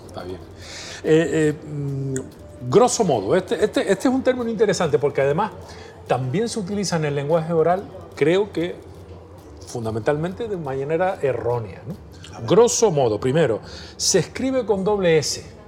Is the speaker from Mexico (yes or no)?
no; Canary Islands, Spain; le cantamos a nuestra manera de hablar y a nuestra manera de escribir en las Islas Canarias